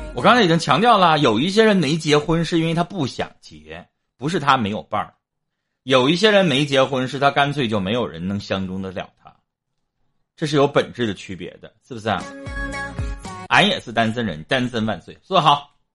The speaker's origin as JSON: {"language": "Chinese", "region": "Northeast China", "country": "China", "accent": "Northeastern (Dongbei)", "said": "我们东北话俩字儿"}